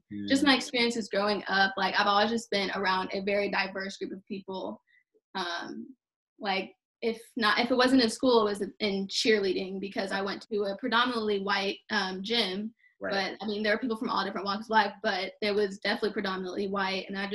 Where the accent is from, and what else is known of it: United States